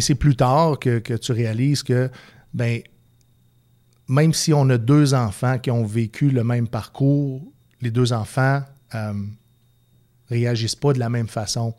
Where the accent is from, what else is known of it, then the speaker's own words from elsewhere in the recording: Quebec City, Quebec, Canada; j'ai grandi au Patro Rocamadour